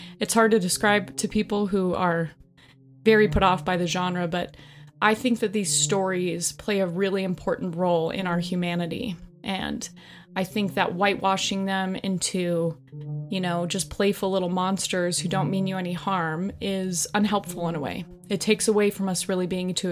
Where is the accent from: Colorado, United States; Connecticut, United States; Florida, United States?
Colorado, United States; I grew up in Colorado